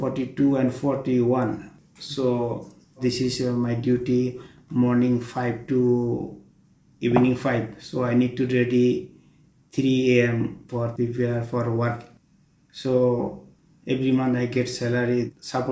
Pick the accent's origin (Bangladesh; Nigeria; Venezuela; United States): Bangladesh; English is a second language; moved away as an adult; now in Doha, Qatar; I'm from Bangladesh